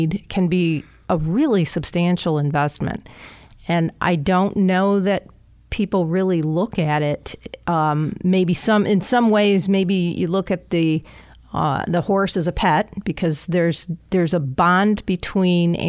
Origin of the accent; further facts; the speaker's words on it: Eaton County, Michigan, United States; I grew up in Eaton County